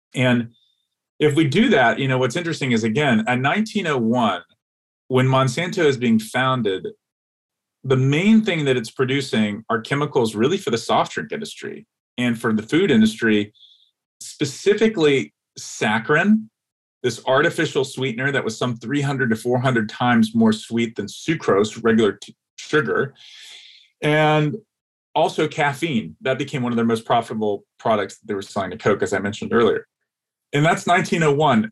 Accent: Atlanta, Georgia, United States; moved away; I grew up in Atlanta, Georgia, in the South, the American South

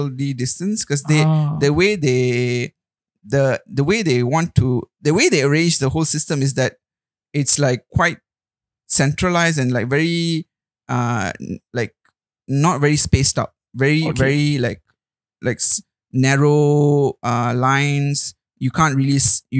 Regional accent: Malaysia; moved away as an adult; also born or lived in Melbourne, Australia; a Malaysian who's so used to spices and the palate we have

